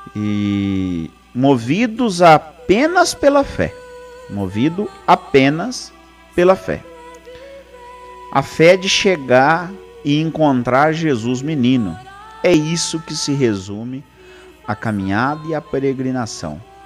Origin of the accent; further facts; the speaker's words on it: Palmital, São Paulo, Brazil; Nós somos de Palmital, saímos da igreja Santo Antônio